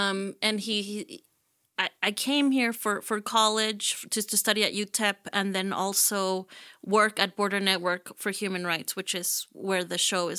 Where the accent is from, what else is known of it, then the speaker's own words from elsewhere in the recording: Houston, Texas, United States; also born or lived in Mexico; I was born in Mexico, and I migrated to Houston when I was 8 with my mother and my sisters.